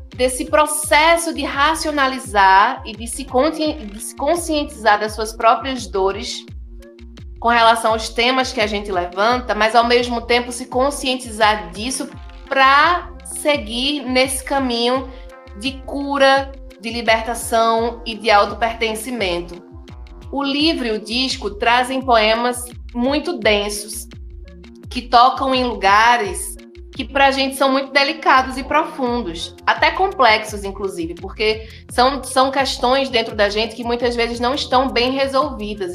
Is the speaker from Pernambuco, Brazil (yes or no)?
yes; Recife, Pernambuco, Brazil; eu fui criada em Jardim Baixo, no berço do brega e do brega funk